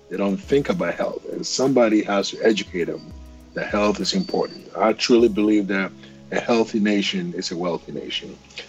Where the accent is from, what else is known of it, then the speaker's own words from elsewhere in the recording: Ghana; as a young boy in Ghana, you know, you growing up in Africa